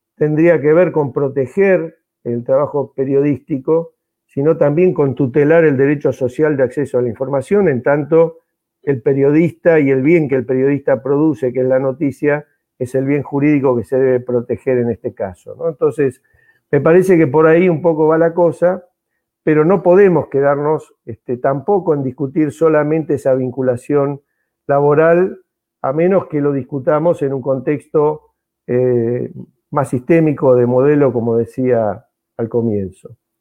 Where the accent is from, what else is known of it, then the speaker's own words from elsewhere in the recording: Mar del Plata, Buenos Aires Province, Argentina; soy eh, malplatense, así que me reivindico como bonaerense